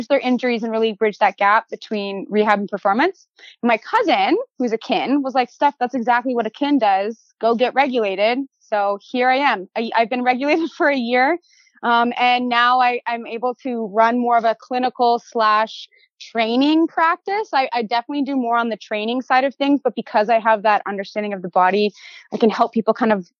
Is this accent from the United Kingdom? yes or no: no; Cavan, Ontario, Canada; now in Markham, Canada; I'm from Cavan, which is near Peterborough. So like the boondocks. And when I moved to Markham